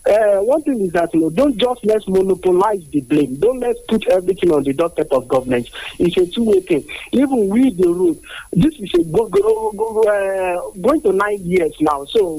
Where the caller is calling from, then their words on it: Abeokuta, Ogun State, Nigeria; I'm calling from Abeokuta.